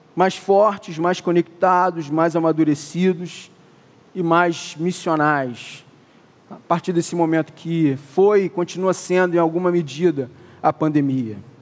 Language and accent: Portuguese; Niterói, Rio de Janeiro, Brazil; eu sou de Niterói